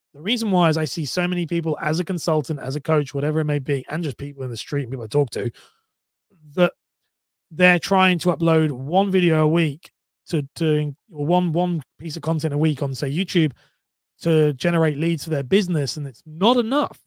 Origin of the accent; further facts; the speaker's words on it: United Kingdom; I'm from the U K